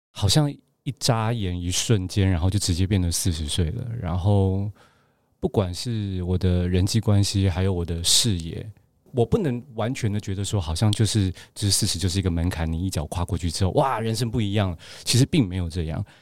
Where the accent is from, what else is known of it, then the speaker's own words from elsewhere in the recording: Gangshan, Kaohsiung, Taiwan; moved away as an adult; also born or lived in Taipei / Beijing; 我是冈山人，然后有时候又去台南，我外婆家在台南